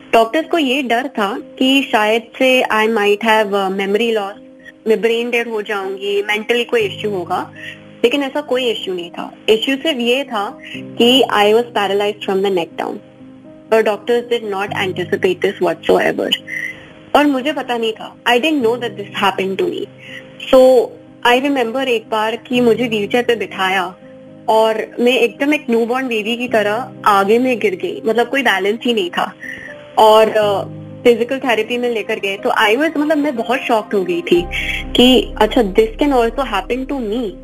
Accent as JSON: {"language": "Hindi", "country": "United States", "tie": "born or raised there", "also_born_or_lived": "Mumbai", "said": "जन्म ना मुंबई में हुआ था मैं अमेरिका चली गई थी जब भी मैं एक महीने की ही थी तो मेरी पूरी परवरिश वहाँ पे ही हुई है"}